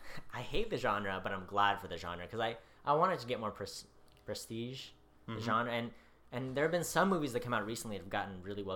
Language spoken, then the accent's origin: English; United States; as an American